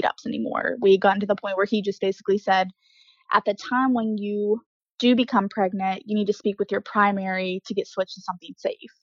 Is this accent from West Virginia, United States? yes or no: yes; Mannington, West Virginia, United States; now in Morgantown, United States; I'm from a town about 45 minutes away, Mannington